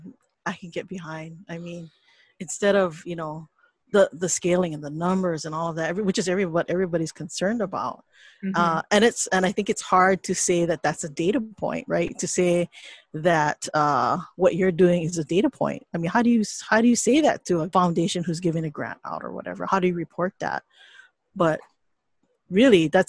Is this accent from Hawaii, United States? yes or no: yes; Hawaii, United States; yes, we're still Hawaiian, and that still permeates in the work that we